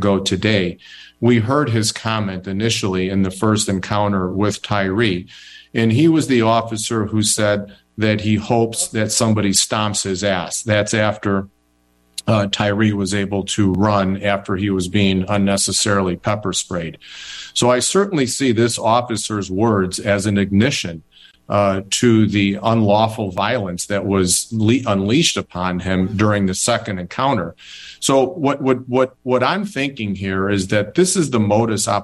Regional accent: Chicago, Illinois, United States; I am a Chicago guy. You bet. I grew up in Chicago, went to school in Chicago.

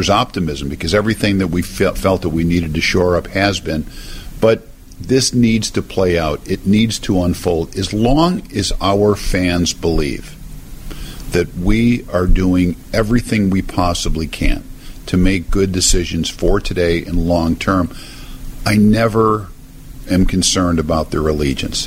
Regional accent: Chicago, Illinois, United States; I'm from Chicago. I'm from here.

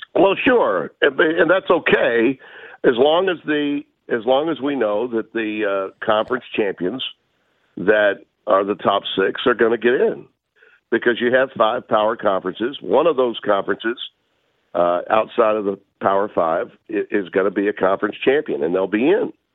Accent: Louisiana, United States; my home state

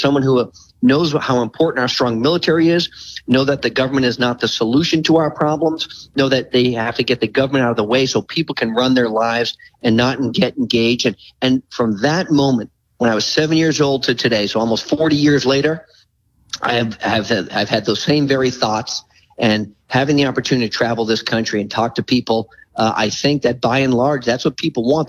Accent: near Manchester, New Hampshire, United States; a little place called Manchester, New Hampshire, right outside of my hometown

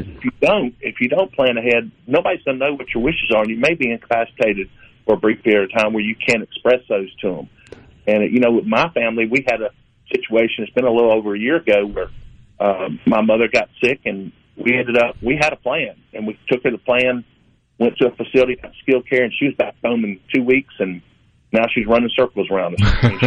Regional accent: the South, United States; we're from the South, and it's it's very important for you to know who's coming to your house

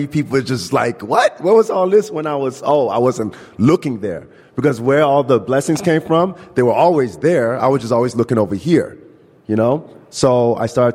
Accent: Chicago, Illinois, United States; I grew up in Chicago. I grew up on the north side

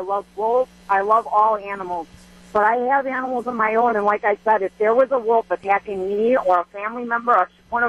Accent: Racine, Wisconsin, United States; I'm from Racine, but I have a horse in Caledonia, which is like the northwestern kind of part of Racine.

